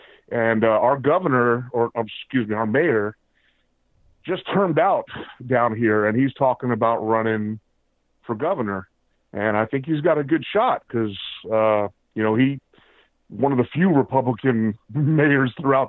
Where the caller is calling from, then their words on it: San Diego, California, United States; And also I'm calling from Cali, just to let you know